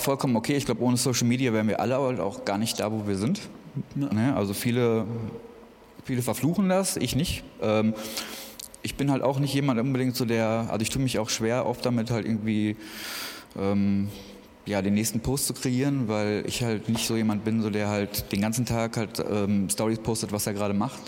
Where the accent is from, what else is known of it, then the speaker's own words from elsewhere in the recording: Essen, North Rhine-Westphalia, Germany; moved away as an adult; now in Berlin, Germany; ich komme eigentlich aus Essen, aus NRW mhm. und bin vor zwei Jahren hergezogen.